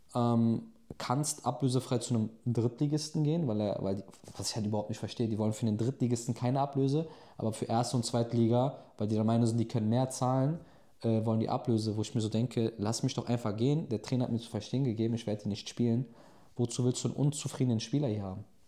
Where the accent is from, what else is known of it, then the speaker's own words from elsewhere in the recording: Germany; moved away as an adult; now in Turkey; der aber in Deutschland aufgewachsen ist, in der Türkei zu leben